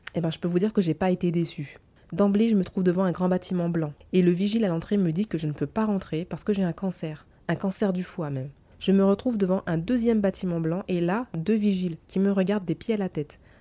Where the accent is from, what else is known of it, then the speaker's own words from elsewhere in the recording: France; nous les Frenchies